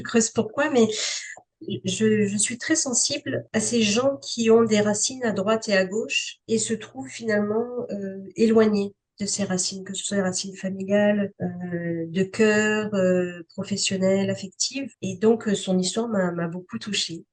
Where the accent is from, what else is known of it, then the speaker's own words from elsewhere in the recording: Canada; je suis, je suis canadienne